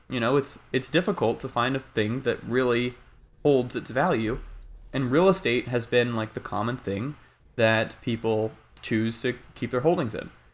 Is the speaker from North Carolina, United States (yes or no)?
yes; North Carolina, United States; now in Bay Area, United States; I'm initially from North Carolina